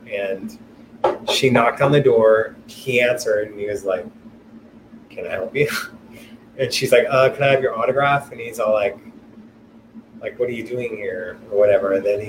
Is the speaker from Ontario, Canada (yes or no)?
yes; Hamilton, Ontario, Canada; Then I saw him in my hometown, Hamilton, Ontario, maybe 20 years ago at a small venue.